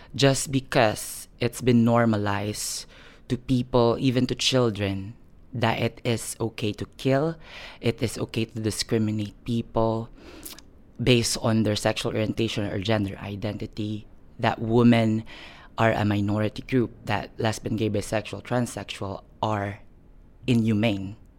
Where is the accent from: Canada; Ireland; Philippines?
Philippines; moved away as an adult; now in United Kingdom; I was born and raised in the Philippines, but recently I just moved to the United Kingdom for a year now